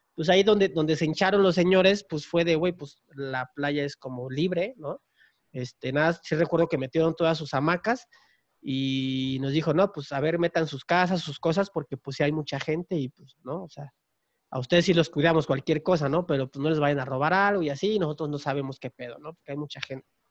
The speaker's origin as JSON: {"language": "Spanish", "town": "Tapachula", "region": "Chiapas", "country": "Mexico", "said": "yo soy de Chiapas, entonces eh, de donde yo soy, que es Tapachula, Chiapas, estamos pegados con Guatemala."}